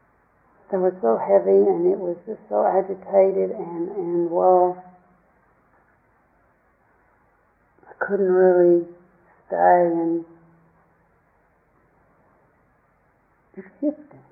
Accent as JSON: {"language": "English", "region": "Tennessee", "country": "United States", "tie": "born or raised there", "said": "the lake I grew up on in Tennessee, Lake Chickamauga"}